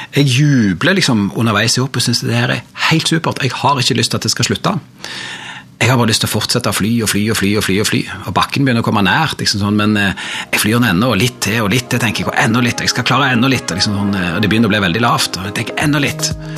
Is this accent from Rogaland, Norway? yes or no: yes; Ryfylke, Rogaland, Norway; jeg er fra Ryfylke